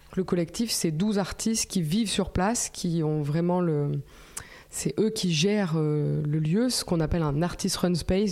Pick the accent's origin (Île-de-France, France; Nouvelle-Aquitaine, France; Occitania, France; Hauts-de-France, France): Nouvelle-Aquitaine, France; Haute-Corrèze; also born or lived in Nice; je viens de la Haute-Corrèze, euh, vraiment l'endroit où il fait bien froid.